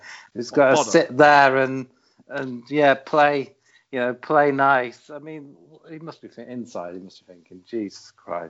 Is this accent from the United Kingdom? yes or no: yes; United Kingdom; I'm British